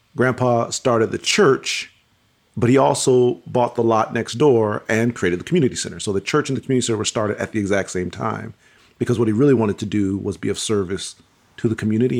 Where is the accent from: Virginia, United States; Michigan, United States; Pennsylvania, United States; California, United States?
Michigan, United States; Pontiac; I was born and raised in Pontiac, Michigan